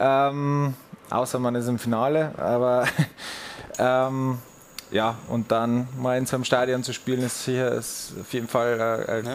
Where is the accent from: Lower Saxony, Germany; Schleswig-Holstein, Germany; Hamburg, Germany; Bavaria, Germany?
Bavaria, Germany; Furth im Wald; moved away as an adult; now in Munich, Germany; Ich komme aus der Oberpfalz, Bayerischen Wald, aus Furt im Wald.